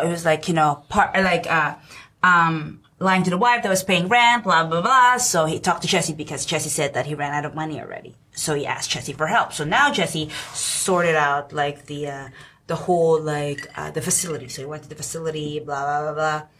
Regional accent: Philippines; now in New York, United States; I'm Filipino

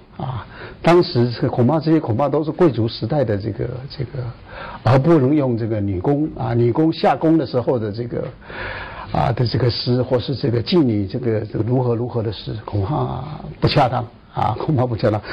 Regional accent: Taiwan; 以为我是桃园的人，其实不是，我是在桃园当兵，啊，我们在台湾都要当，都要就是全部人都要当兵的

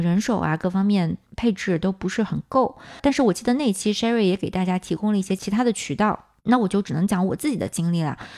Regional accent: China; moved away as an adult; also born or lived in United States; 我们很多在国内长大的小伙伴

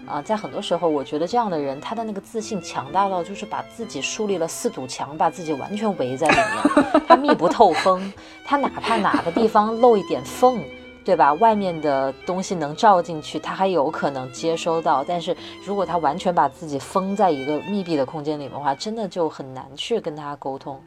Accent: Wuhan, Hubei, China; moved away; 其次我是武汉人，所以我的圈子里有大量的武汉人在讲武汉当地在发生什么

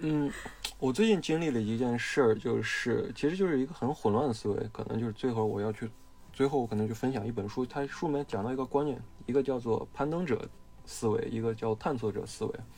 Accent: Shaanxi, China; 我哦是陕西人嗯，陕西人是把泽呢，陕西话就念贼贼

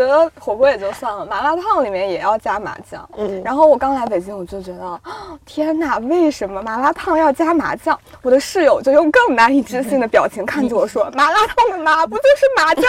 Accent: Northwest China, China; 就是我们西北人，就不只是兰州嘛，就西北其实都是早餐会去吃拉面的。

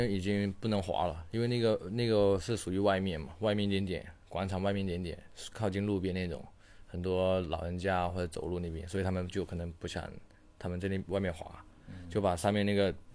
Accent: China; 我是中国人

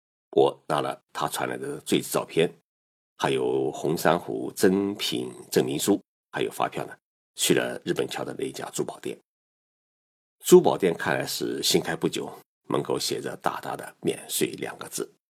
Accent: Zhejiang, China; moved away as an adult; now in Japan; 我浙江老家的一对亲戚夫妻参加了一个旅行团来日本旅游。

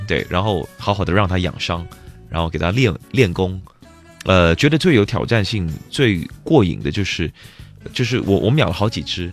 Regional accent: Malaysia; moved away; 我上次回到马来西亚的时候

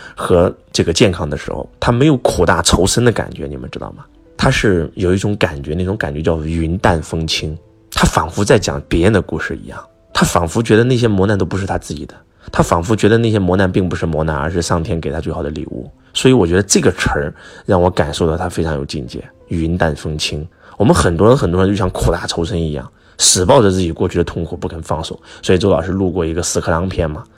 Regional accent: China; 我们中国人

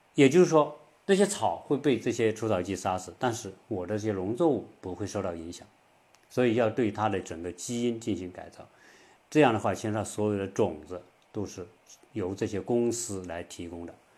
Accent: China; 我们中国人

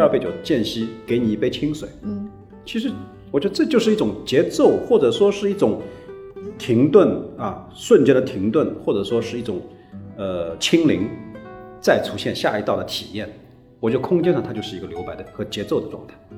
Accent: Shanghai, China; 小时候在上海的市区生活

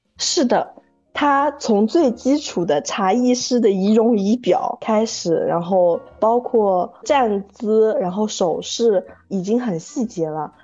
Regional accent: Taizhou, Zhejiang, China; moved away as an adult; now in Lishui, China; 我是浙江台州海边长大的人

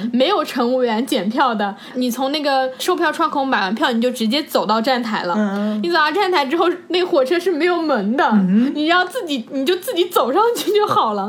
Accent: China; 我说我是从中国来的

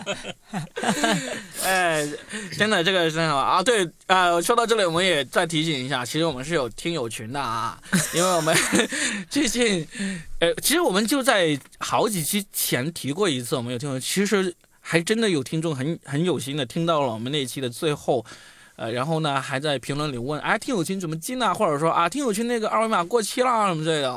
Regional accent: China; 我们中国人

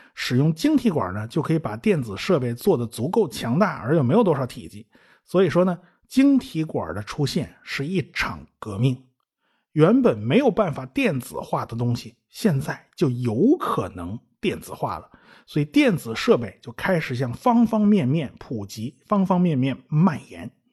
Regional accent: China; 我们中国人

